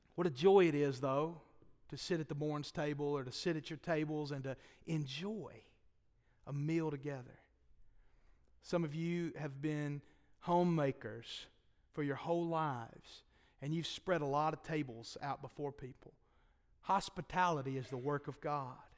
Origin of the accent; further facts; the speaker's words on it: Boaz, Alabama, United States; I'm from Boaz